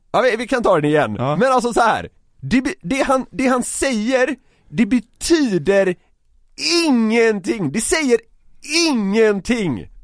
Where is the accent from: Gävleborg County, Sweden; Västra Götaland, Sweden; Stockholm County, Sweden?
Västra Götaland, Sweden; Gothenburg; jag är från Göteborg